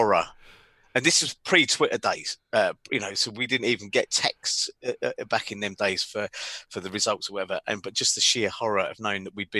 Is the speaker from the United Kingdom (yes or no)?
yes; London, United Kingdom; I'm from London, right? I've got lots of mates in London, lots of relatives in London